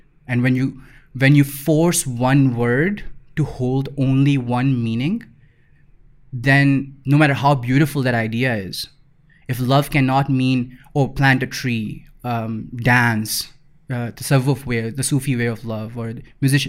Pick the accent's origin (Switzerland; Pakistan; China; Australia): Pakistan; Lahore, Punjab; so I grew up in Iqbal Town, which is like a pura Iqbal Town was just filled with anxiety.